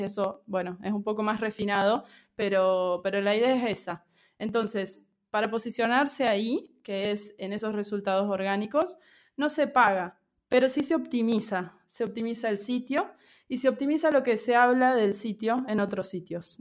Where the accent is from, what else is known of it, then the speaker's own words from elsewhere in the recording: Argentina; also born or lived in Córdoba / Buenos Aires; Soy de Argentina, eh, actualmente vivo en Córdoba, pero bueno, antes de la pandemia circulaba mucho por Buenos Aires también